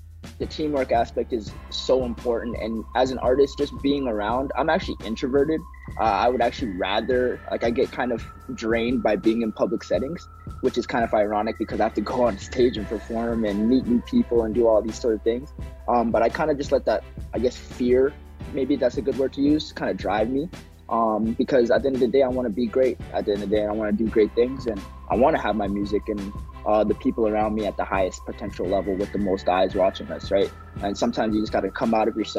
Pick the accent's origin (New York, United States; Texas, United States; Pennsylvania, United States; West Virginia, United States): Texas, United States; also born or lived in Zimbabwe; now in Red Deer, Canada; I grew up in Texas. I was born in Zimbabwe, but I moved there when I was about 3 years old